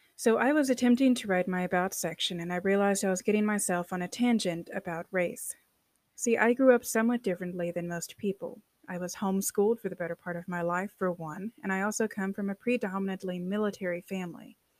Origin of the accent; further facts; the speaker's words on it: United States; I'm American, a true American